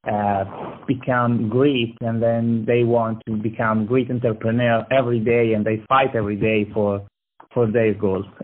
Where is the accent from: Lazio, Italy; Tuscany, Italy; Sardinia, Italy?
Tuscany, Italy; Lucca; English is a second language; moved away as an adult; now in United States; I'm from Italy. Uh, exactly, I'm from Lucca, a small city in Tuscany.